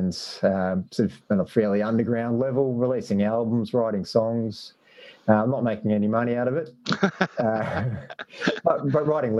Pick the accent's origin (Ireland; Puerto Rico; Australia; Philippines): Australia; Sydney, New South Wales; now in Melbourne, Australia; I'm from Sydney originally